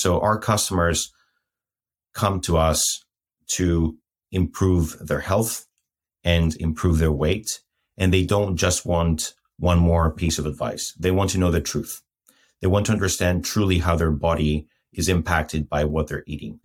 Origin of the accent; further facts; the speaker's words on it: Athens, Attica, Greece; moved away as an adult; also born or lived in Lapland; I'm Greek, first of all. So I was born and raised in Athens till when I was 20